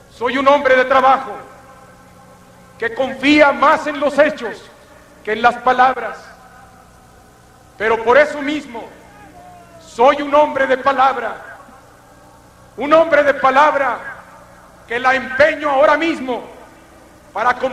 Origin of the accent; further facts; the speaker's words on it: Mexico; Soy un mexicano de raíces populares. Soy un mexicano que he recorrido en muchas ocasiones nuestro país